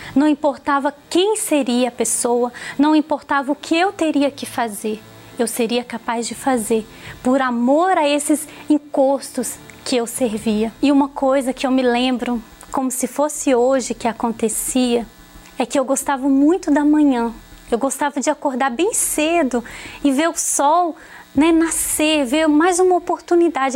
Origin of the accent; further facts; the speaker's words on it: Campo Belo, Minas Gerais, Brazil; sou natural de Campo Belo, Minas Gerais. Eu cresci num lar desestruturado